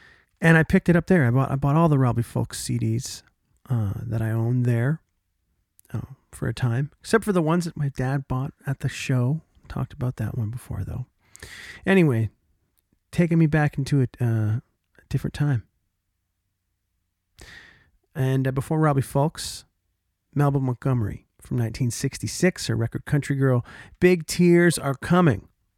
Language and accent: English; Oshawa, Ontario, Canada; my hometown of Oshawa, Ontario